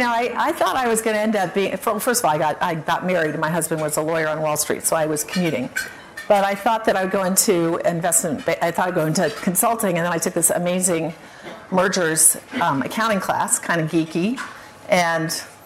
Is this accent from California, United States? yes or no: yes; California, United States; also born or lived in England; I was born in England, mostly grew up in California.